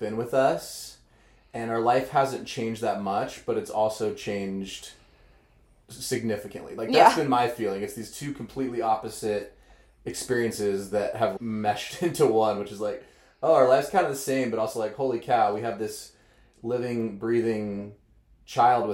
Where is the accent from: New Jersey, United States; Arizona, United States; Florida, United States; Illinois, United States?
Arizona, United States; now in Utah, United States; I grew up in Arizona